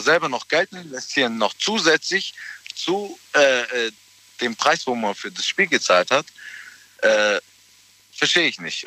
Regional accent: Ulm, Baden-Württemberg, Germany; Ich bin aus der Nähe, Ulm.

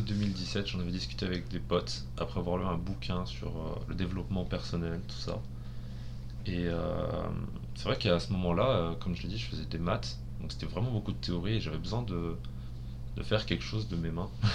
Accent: France; nous en tant que Français euh, mathématicien à l'étranger

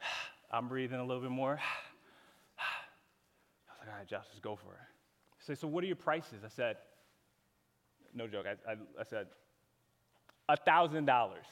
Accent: Connecticut, United States; moved away as an adult; I'm from Connecticut originally, so I moved down here about 3 years ago

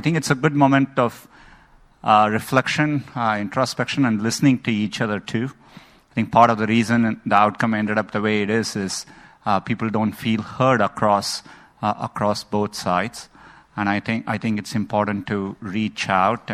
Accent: India; moved away; I grew up in India

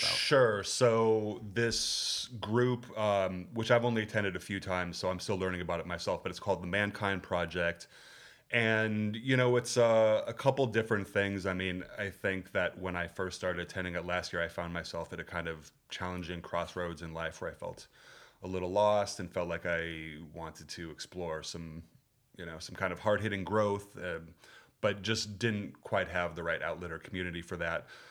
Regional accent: Minneapolis, Minnesota, United States; moved away as an adult; also born or lived in Berkeley; I grew up in Minneapolis in a not particularly Jewish community

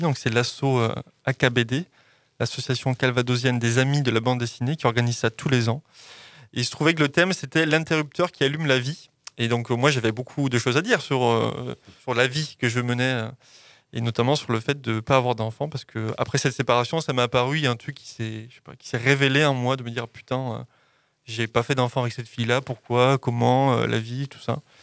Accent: southwest France, France; moved away; mon village de sud-ouest, de là où j'ai grandi énormément.

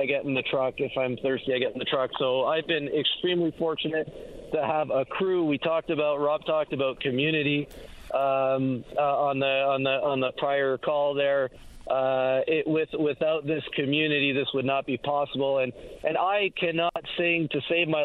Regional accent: Montreal, Quebec, Canada; also born or lived in Ottawa, Canada; now in Toronto, Canada; I was born in Ottawa, raised in Montreal, and now living in Toronto

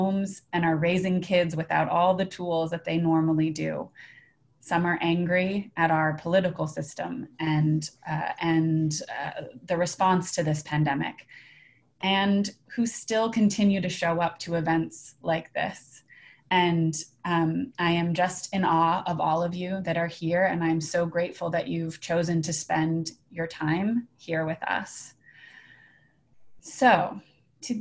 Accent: Boulder, Colorado, United States; Boulder, Colorado, my hometown

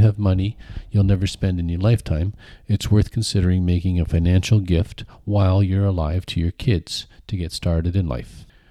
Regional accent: Kingston, Ontario, Canada; now in Kitchener-Waterloo, Canada; I grew up in Kingston

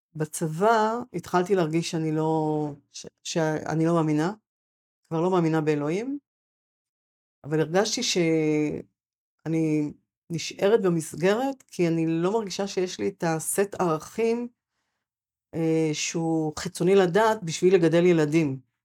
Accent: Sa'ad, Southern District, Israel; moved away as an adult; also born or lived in Gush Etzion / Shoham; now in Mefalsim, Israel; אני נולדתי בקיבוץ סעד, שזה ליד מפלסים, ואני לפני שנה חזרתי אחרי... עזבתי מיד אחרי הצבא

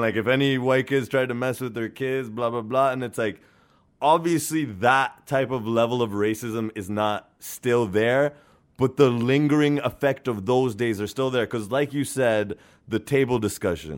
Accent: Norway; now in Canada; I was born and raised in Norway

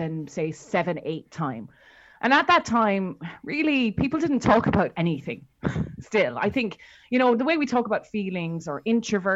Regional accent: Ireland; we're both Irish.

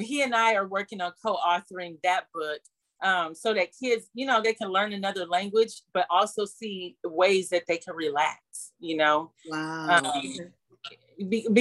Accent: Toledo, Ohio, United States; now in Seattle, United States; my hometown of Toledo

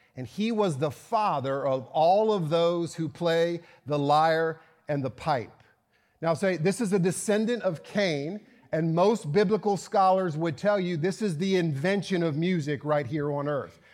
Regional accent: Virginia, United States; moved away; my hometown of Virginia

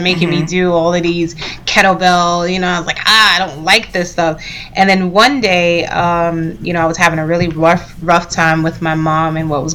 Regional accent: New York City, New York, United States; I'm a Brooklyn girl, heart and soul, native New Yorker. I'm from Brooklyn, East Flatbush.

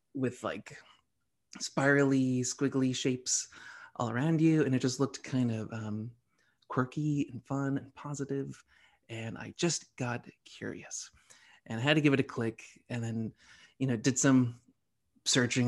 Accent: Medford, Massachusetts, United States; also born or lived in Somerville; I'm from the Boston area. I was raised okay. in Medford.

